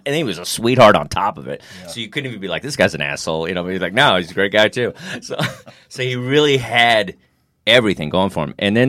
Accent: Texas, United States; I'm from Texas and stuff, and I've been with managers and stuff, and they're like, okay, you need more of a Southern accent.

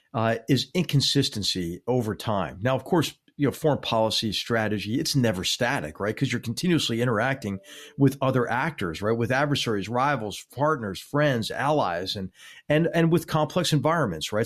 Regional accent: Philadelphia, Pennsylvania, United States; I grew up in Philadelphia

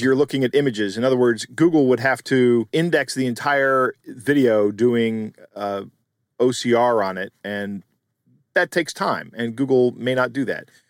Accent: United States; born or raised there

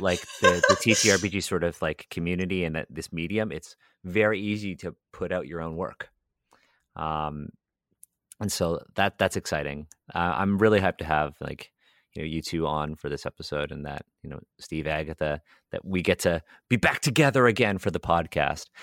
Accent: Toronto, Ontario, Canada; I grew up in the Hyde Park area of Toronto.

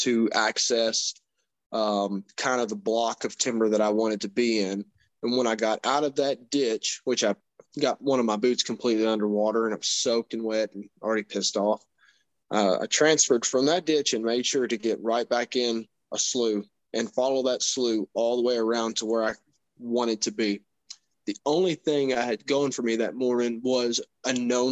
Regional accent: Kentucky, United States; moved away as an adult; now in Indiana, United States; I live in Indiana currently. I'm from Kentucky. I've lived there my entire life

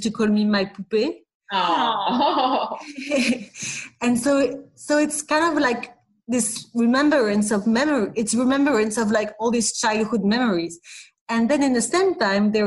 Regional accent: Paris, Île-de-France, France; English is a second language; We were going mostly on the weekend to London, but we were really living in Paris. You can see I don't have a British accent

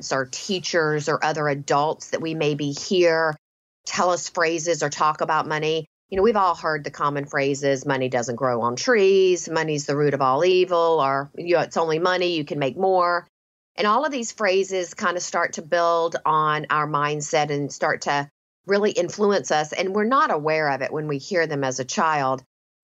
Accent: the South, United States; I grew up in the South

